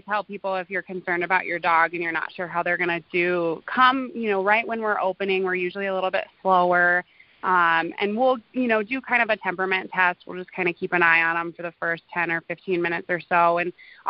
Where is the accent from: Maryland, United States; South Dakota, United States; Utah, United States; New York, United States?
South Dakota, United States; Black Hills; I actually grew up in the Black Hills also. My parents had a ranch kind of over in the Deadwood area. So I went to high school in Hill City